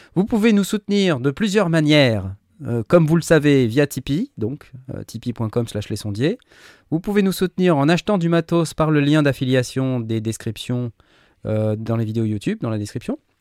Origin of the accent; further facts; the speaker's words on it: France; on est Français nous aussi